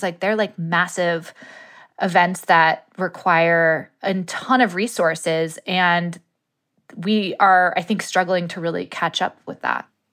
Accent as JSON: {"language": "English", "area": "Woolsey fire area", "region": "California", "country": "United States", "tie": "born or raised there", "said": "the Woolsey fire went through my hometown"}